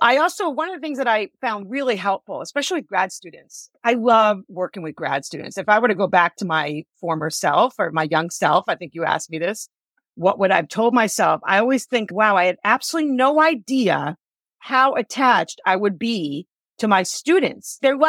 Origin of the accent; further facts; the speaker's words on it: New York, United States; I'm a New Yorker, so I curse a lot.